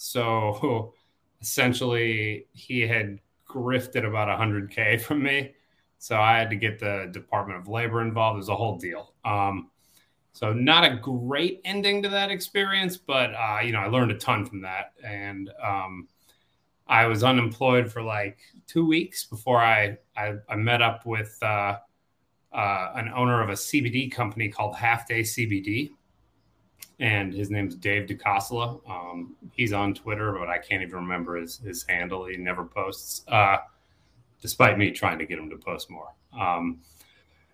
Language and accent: English; Chicago, Illinois, United States; Born and raised in Chicago, in the city, not a suburb